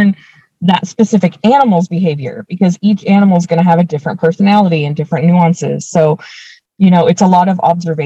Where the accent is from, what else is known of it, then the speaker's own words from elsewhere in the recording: Anaheim, California, United States; Grew up in Orange County, went to school there